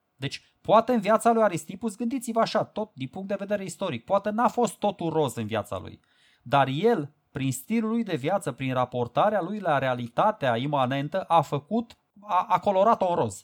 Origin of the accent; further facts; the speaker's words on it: Romania; pentru noi românii